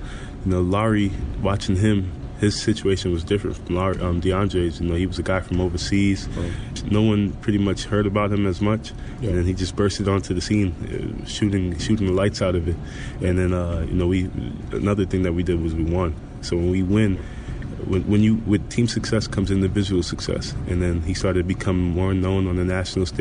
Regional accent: New York City, New York, United States; moved away as an adult; also born or lived in Arizona; now in Chicago, United States; growing up in New York

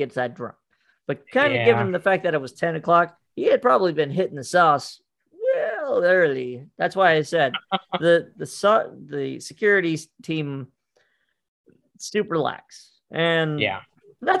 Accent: Montana, United States; Montana is about 5 years back usually from all the other

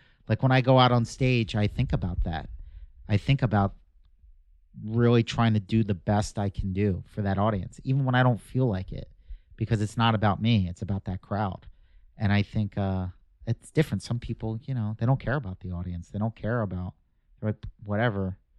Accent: Philadelphia, Pennsylvania, United States; now in California, United States; I grew up in the suburbs of Philadelphia.

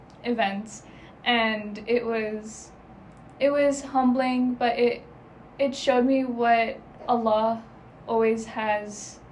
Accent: Pakistan; And also, because I'm Pakistani, a big part of our culture is also our religion.

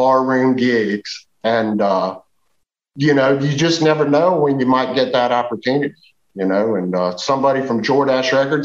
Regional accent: United States; I grew up in Western Virginia in the Appalachian Mountains

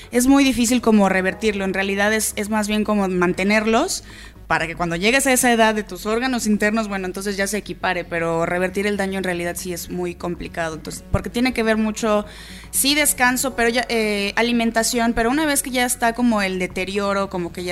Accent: Mexico City, Mexico; todos somos chilangos, todos estamos viviendo en esta ciudad.

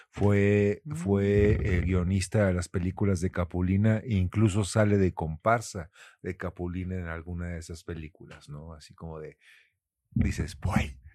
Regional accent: Mexico

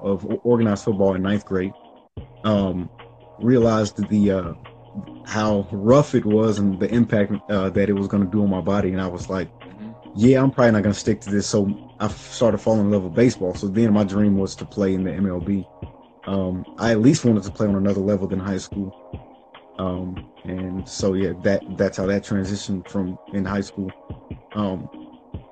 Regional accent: Kansas City, United States; I was born and raised in Kansas City, many different parts of Kansas City, mainly like growing up from birth to about 8 years old. It was South Kansas City, Missouri. Then after that, moved to Kansas City, Kansas

